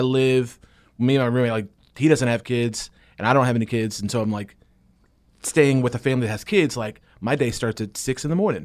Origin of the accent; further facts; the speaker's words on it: South Carolina, United States; moved away as an adult; now in Franklin, United States; I'm from South Carolina. I moved